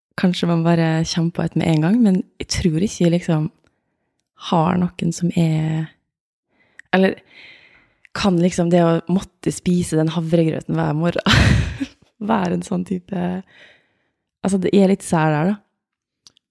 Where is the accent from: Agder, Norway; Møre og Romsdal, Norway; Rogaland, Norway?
Møre og Romsdal, Norway; Åndalsnes; also born or lived in Oslo; Jeg er fra Åndalsnes, en eh, liten by utafor eh, Molde